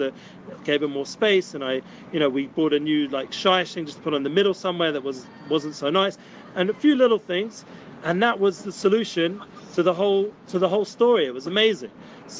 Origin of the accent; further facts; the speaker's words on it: London, United Kingdom; now in Jerusalem, Israel; usually I'm from England, from London